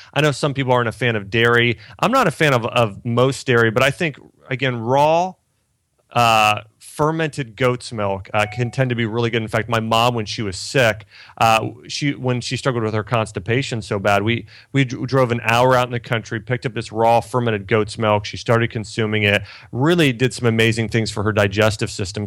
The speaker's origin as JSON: {"language": "English", "region": "Ohio", "country": "United States", "tie": "born or raised there", "said": "I grew up in Ohio"}